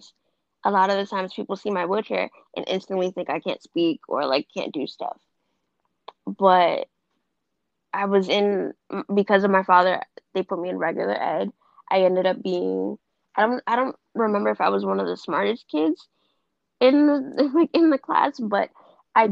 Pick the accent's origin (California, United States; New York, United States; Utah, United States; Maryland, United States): New York, United States; I'm from New York. I live in the Bronx